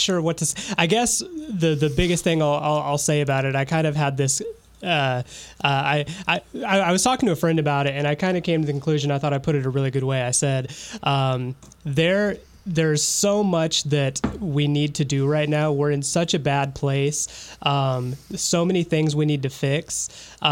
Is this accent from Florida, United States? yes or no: no; Fort Wayne, Indiana, United States; moved away; it's starting to happen, like in my hometown. Like I had some friends that went to the protest in Fort Wayne